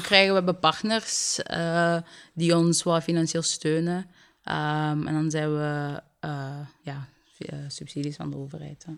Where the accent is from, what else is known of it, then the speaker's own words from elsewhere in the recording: Limburg, Flanders, Belgium; also born or lived in Sierra Leone; Ik ben opgegroeid in Limburg